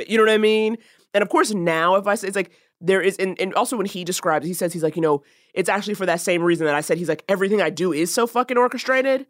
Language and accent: English; New York, United States; moved away; I'm from New York